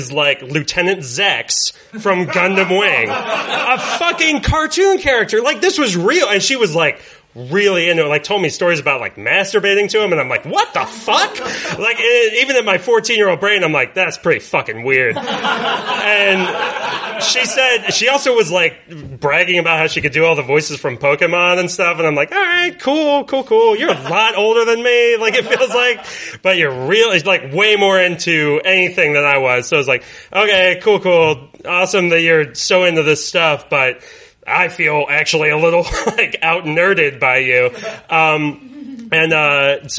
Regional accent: Raleigh, North Carolina, United States; I'm from Raleigh, North Carolina, which is a couple hours away from the beach

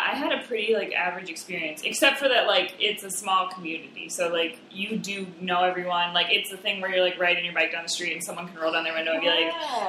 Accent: Rapid City, South Dakota, United States; moved away as an adult; also born or lived in Ortonville, Minnesota; now in Chicago, United States; I'm from Rapid City, which is, like, the second biggest city in the state. There's, like, 60,000 people

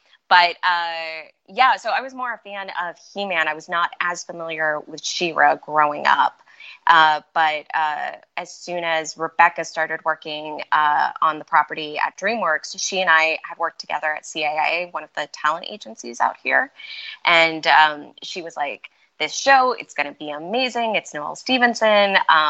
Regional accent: Malaysia; born there; And we were living in Malaysia. And when I was real young, I was born in Malaysia.

